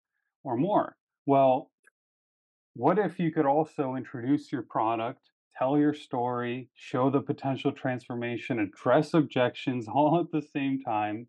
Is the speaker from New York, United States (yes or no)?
no; Washington, District of Columbia, United States; I grew up in Washington, D.C. area.